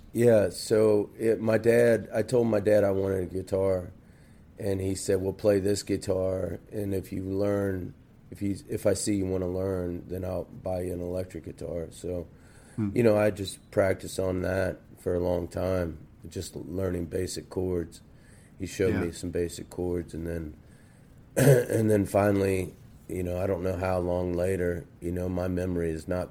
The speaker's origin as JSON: {"language": "English", "region": "northern Kentucky", "country": "United States", "tie": "born or raised there", "also_born_or_lived": "Cincinnati, Ohio", "said": "I grew up in northern Kentucky, and originally I was born in Cincinnati and lived in Madisonville"}